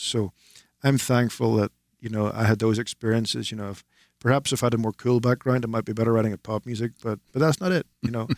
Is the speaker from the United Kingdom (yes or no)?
yes; Northern Ireland, United Kingdom; to be from the north of Ireland